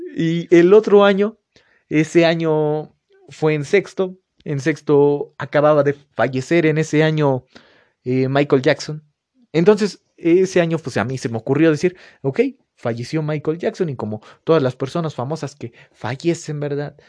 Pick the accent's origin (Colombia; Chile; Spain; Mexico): Mexico; yo fui a una, escuela particular aquí en, mi pueblo donde vivo